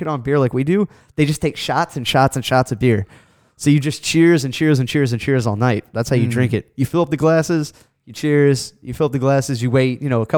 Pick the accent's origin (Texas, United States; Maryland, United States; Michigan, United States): Texas, United States; Houston; also born or lived in Uzbekistan; being from Houston